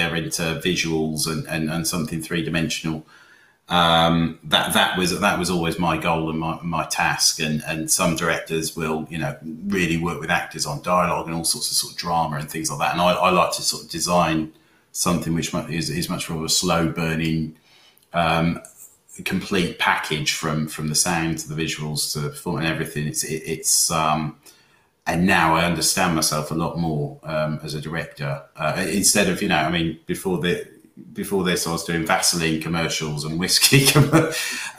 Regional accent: Wales, United Kingdom; I grew up in Wales, and we grew up with the story of the Small's Lighthouse

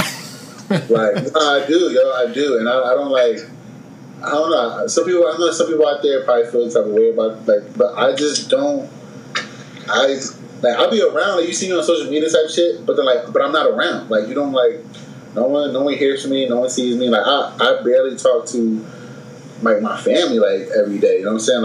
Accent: Philadelphia, Pennsylvania, United States; moved away as an adult; they know I'm from Philly. I read Philly wherever the fuck I go

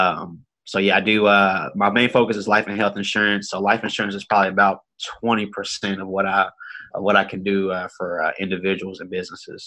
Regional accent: Austin, Texas, United States; I'm from Austin, Texas, born and raised

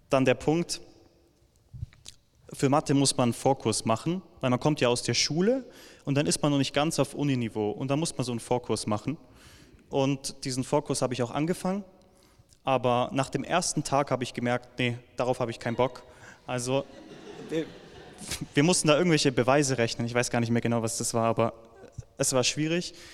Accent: Villingen-Schwenningen, Baden-Württemberg, Germany; ich komme gerade aus Villingen-Schwenningen, weil ich dort aufgewachsen bin.

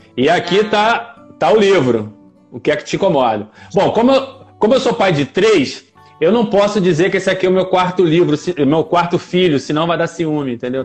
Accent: Rio de Janeiro, Brazil; also born or lived in Nova Iguaçu; É eu nasci na, na, cidade do Rio de Janeiro, né? No outro município. No município do Rio de Janeiro, na capital. Eu nasci na capital.

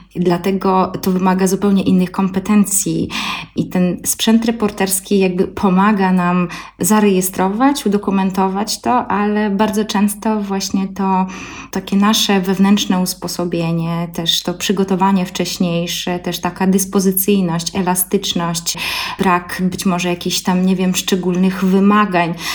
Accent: Belarus; now in Poland; mieszkam w Polsce, a pochodzę z Białorusi, znam polski, białoruski, rosyjski

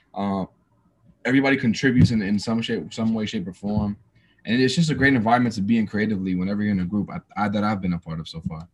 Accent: New York City, New York, United States; also born or lived in New Jersey; now in Atlanta, United States; I was born and raised in New York City. Um, moved to New Jersey uh, halfway through my life

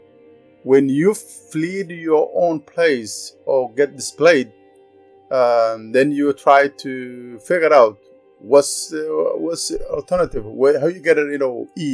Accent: Beledweyne, Hiran, Somalia; moved away as an adult; also born or lived in Kenya; now in Canada; I grew up a city called Balladwayne, and that was in the middle of the country.

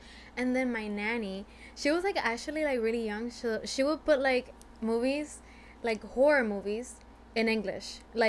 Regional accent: Guayaquil, Guayas, Ecuador; English is a second language; moved away as an adult; now in United States; I was born there in Ecuador. And I moved here. Born and raised in Ecuador. My city is Guayaquil.

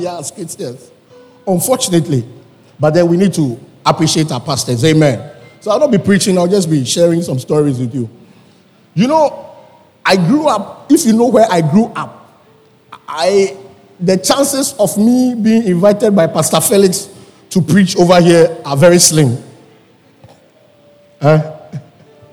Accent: Accra, Greater Accra, Ghana; I was born in Circle.

